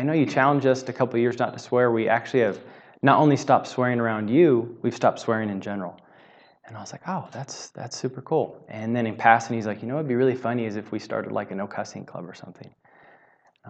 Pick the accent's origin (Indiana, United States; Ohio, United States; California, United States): California, United States; Southern; I grew up in Southern California